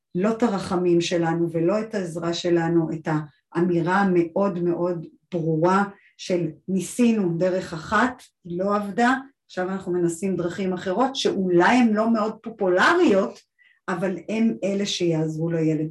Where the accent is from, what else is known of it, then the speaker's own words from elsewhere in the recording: Israel; אני גדלתי בקיבוץ